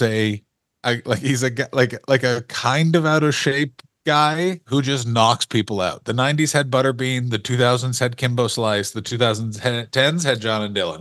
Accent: Canada; we don't have gangs in Canada

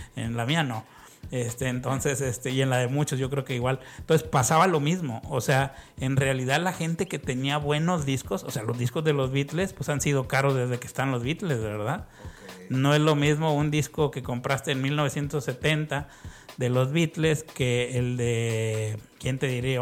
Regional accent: Ciudad Victoria, Tamaulipas, Mexico; moved away; also born or lived in Mexico City; nací en México, en, el DF, pero pues casi toda mi infancia y mi adolescencia estuve en, Tamaulipas. Entonces realmente es un pueblo, Ciudad Victoria.

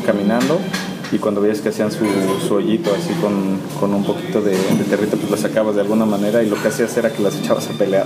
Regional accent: Oaxaca, Mexico; also born or lived in Ocotlán de Morelos; yo nací en Oaxaca, yo nací en Ocotlán de Morelos, en un pueblito aquí en los valles centrales

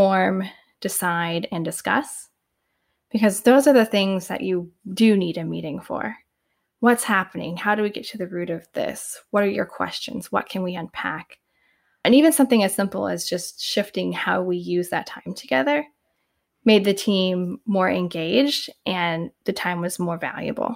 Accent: Indiana, United States; moved away as an adult; now in Bay Area, United States; before I moved to the Bay Area 10 years ago, I lived in the Midwest. I'm originally from Indiana

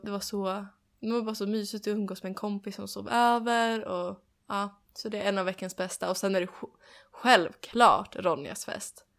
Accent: Sweden; moved away

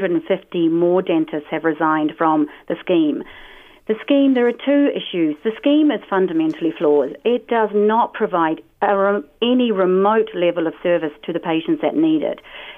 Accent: New Zealand; I am the Kiwi.

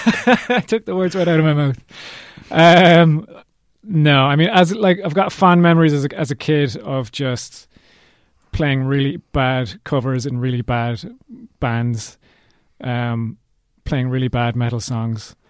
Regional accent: Cork, Munster, Ireland; We're from Cork

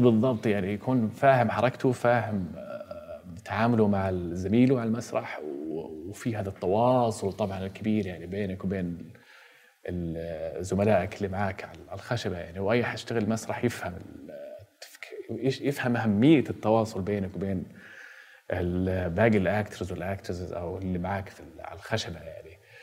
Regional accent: Jeddah, Makkah Province, Saudi Arabia; انا ولدت عام 1982 في مدينه جده

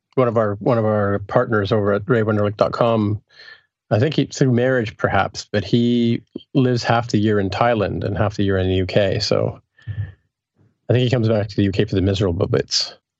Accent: Canada; also born or lived in England; I'm from Canada

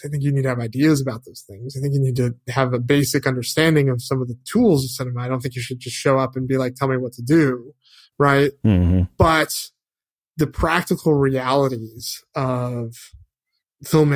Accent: Connecticut, United States; now in Los Angeles, United States; I grew up in Connecticut

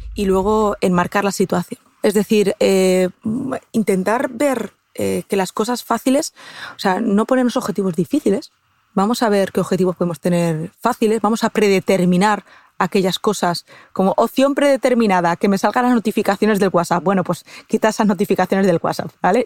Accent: Castilla-La Mancha, Spain; yo es que soy manchega, soy de Castilla-La Mancha

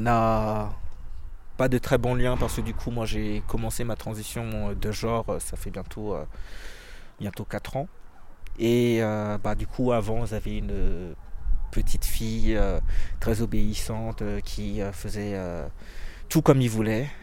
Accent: Troyes, Grand Est, France; also born or lived in Le Havre; j'ai grandi euh, à Troyes, mais en fait, moi, je suis né au Havre. Et mes parents sont sénégalais et congolais.

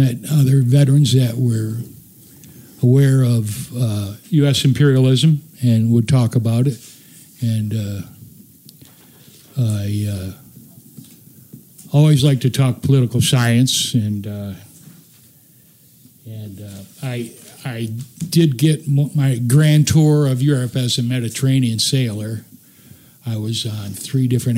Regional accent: West Michigan, United States; where I grew up in West Michigan

